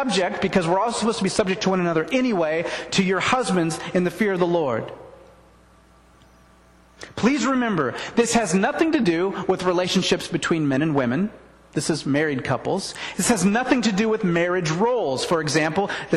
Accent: the Northwest, Pacific Northwest, United States; I'm from the Northwest.

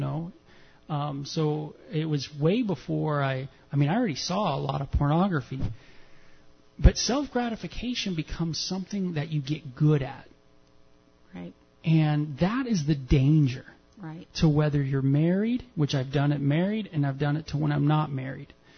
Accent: Southern California, United States; as a man growing up in Southern California

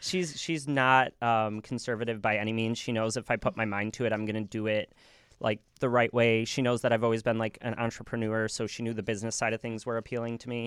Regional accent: Cary, Illinois, United States; "Cary," 'cause that's where, you know, I grew up

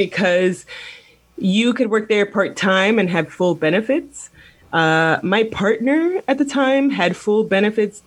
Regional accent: Miami, Florida, United States; I'm from Miami

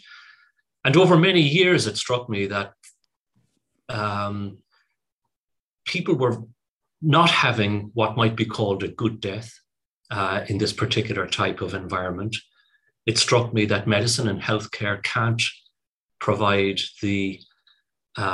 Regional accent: Cork, Munster, Ireland; moved away as an adult; also born or lived in United Kingdom; I'm from Cork. I went to medical school in Cork

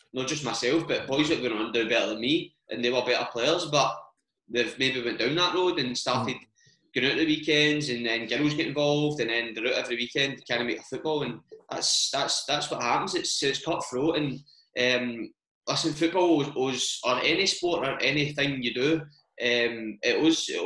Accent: Glasgow, Scotland, United Kingdom; growing up in Glasgow, well, in Scotland in general, but especially sort of, I don't mean to say I came up fucking, like, I didn't go to a really bad school, but coming up to the East End of Glasgow, growing up, I had classmates

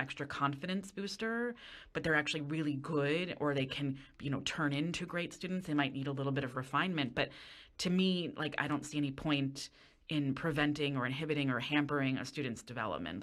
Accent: Westchester County, New York, United States; I grew up in Westchester County

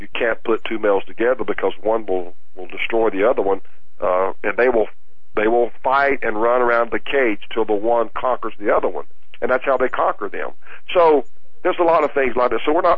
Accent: the South, United States; I grew up in the South

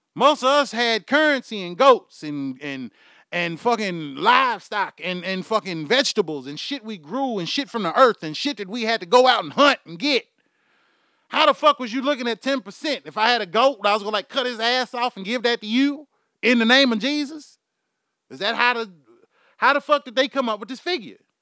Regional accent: Houston, Texas, United States; I'm from Houston, Texas. My accent is fucking horrible.

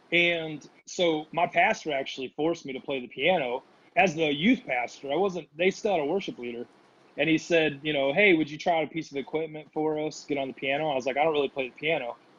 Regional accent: Indiana, United States; moved away as an adult; also born or lived in Missouri / Kansas City, Missouri / Rapid City, South Dakota; now in Nashville, United States; I grew up in Indiana

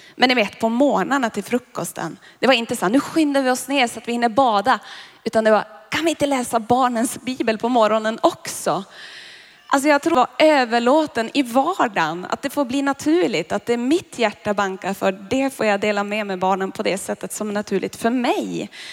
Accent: Boden, Norrbotten County, Sweden; moved away; Jag är ju från Boden

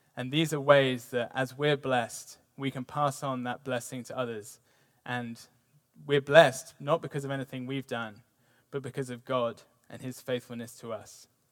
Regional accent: United Kingdom; now in United States; me being British

